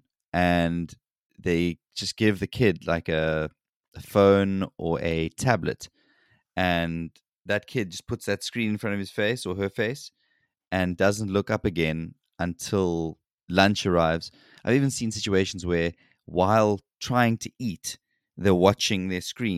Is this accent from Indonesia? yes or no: no; South Africa; moved away as an adult; now in South Korea; I grew up in South Africa